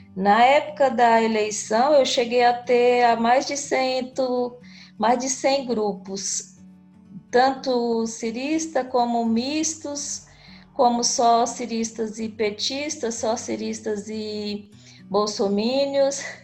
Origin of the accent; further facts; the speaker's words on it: interior of Tocantins, Brazil; now in Palmas, Brazil; Moro em Palmas, Tocantins, mas sou do interior do Tocantins. Ah, povoado, nasci num povoadozinho